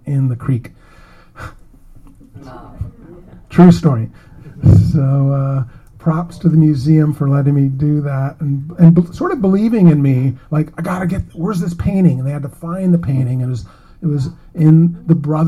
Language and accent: English; Davenport, Iowa, United States; my crappy hometown I grew up in Davenport, Iowa